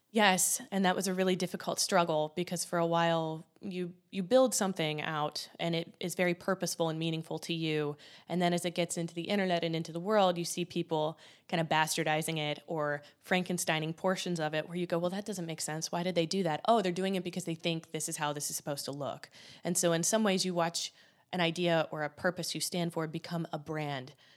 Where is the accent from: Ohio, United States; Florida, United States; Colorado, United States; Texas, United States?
Ohio, United States; Columbus; I'm me from Columbus, Ohio